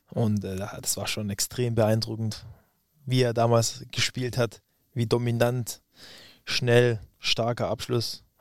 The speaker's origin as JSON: {"language": "German", "town": "Stuttgart", "region": "Baden-Württemberg", "country": "Germany", "tie": "born or raised there", "said": "Und ich bin Stuttgarter Junge, da ist der VfB die absolute Nummer eins. Und ähm, man ist auch, wenn man, wenn man Schwabe ist und in der Region aufwächst, ist man VfB-Fan"}